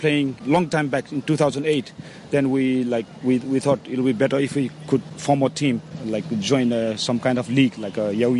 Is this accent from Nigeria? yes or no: no; Hong Kong; I was born in Hong Kong, as my father was stationed in the British Army in Hong Kong.